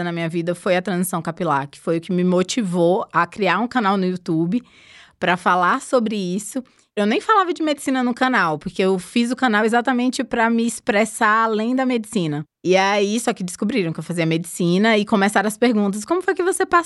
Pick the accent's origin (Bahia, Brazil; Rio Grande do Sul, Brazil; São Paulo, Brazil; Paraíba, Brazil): Bahia, Brazil; Barreiras; De Barreiras, na Bahia.